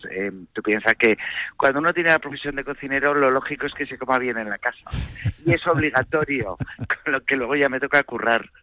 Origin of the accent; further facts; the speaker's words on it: Bilbao, Basque Country, Spain; also born or lived in Madrid; porque ya sabes que yo soy de Bilbao, pero vamos, más de Madrid